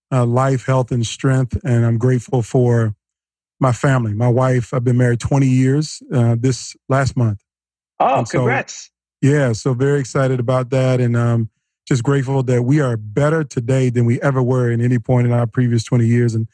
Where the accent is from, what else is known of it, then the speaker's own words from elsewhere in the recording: Norfolk, Virginia, United States; I grew up in uh, Norfolk, Virginia, is what I call home. I'm a military brat.